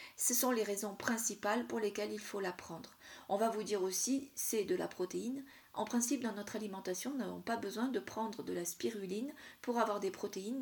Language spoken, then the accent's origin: French; south-east France, France; dans le sud, ma région d'origine, dans le sud-est